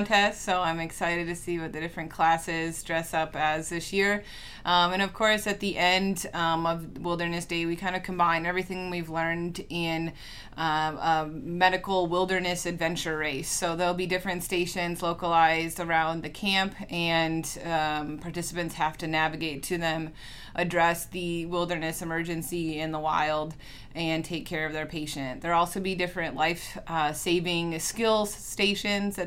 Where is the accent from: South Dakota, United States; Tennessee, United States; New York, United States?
South Dakota, United States; Rapid City; moved away as an adult; also born or lived in Upper Peninsula, Michigan / Kirksville, Missouri; now in St. Joseph, Michigan, United States; I'm from Rapid City, South Dakota